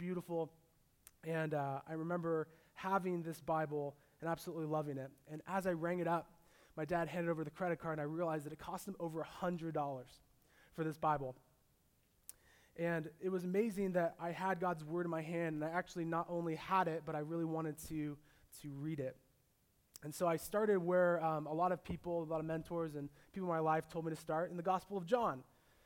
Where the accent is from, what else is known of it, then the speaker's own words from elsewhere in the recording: Orange County, California, United States; now in San Diego, United States; I grew up in Orange County. I was born in San Diego